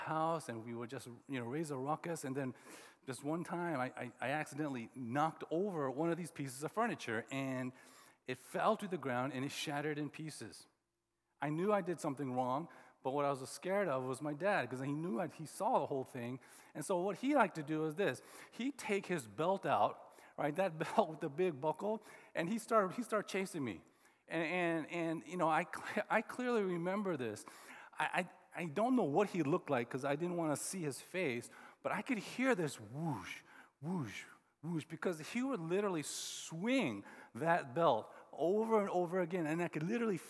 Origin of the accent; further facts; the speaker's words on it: Oklahoma, United States; And growing up in Oklahoma, like, everybody wore boots, cowboy boots.